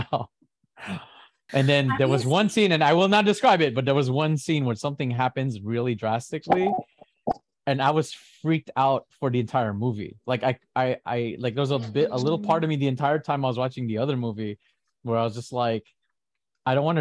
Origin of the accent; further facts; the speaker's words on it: California, United States; I'm from California